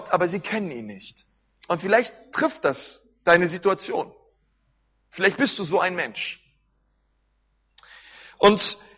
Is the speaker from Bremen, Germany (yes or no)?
no; Berlin, Germany; Wisst ihr, ich komme aus Berlin